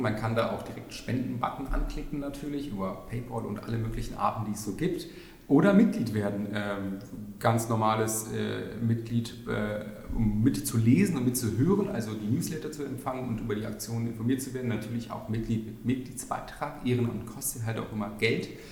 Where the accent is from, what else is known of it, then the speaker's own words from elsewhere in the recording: Berlin, Germany; also born or lived in Spandau, Berlin; Ich bin in Schöneberg wirklich noch geboren. Ich bin, also, man trifft selten echte Berliner, aber sogar echte Schöneberger.